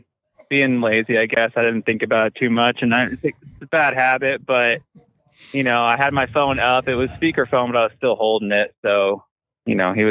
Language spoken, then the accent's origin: English; Washington, United States; also born or lived in Illinois / Wisconsin; now in Northern California, United States; Now, see, I'm from Washington State, but I used to live in Illinois and Wisconsin for a little bit.